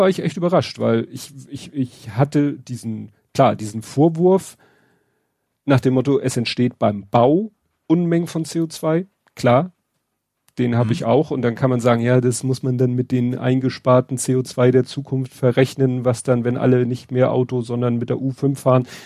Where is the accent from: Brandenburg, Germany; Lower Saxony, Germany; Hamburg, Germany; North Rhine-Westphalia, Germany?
Hamburg, Germany; Ja, wo ich auch noch stolz wieder bin auf meine Heimatstadt, weil das ist auch, das ist wieder so eine, so eine Kleinigkeit, aber dass daran gedacht wurde, hat mich komplett überrascht.